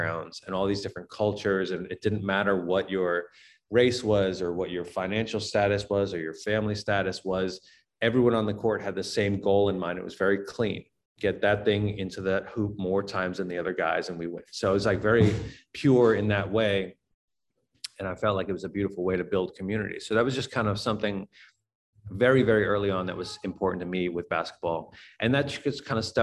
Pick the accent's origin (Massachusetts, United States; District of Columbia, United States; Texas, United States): Massachusetts, United States; Boston; I grew up in Boston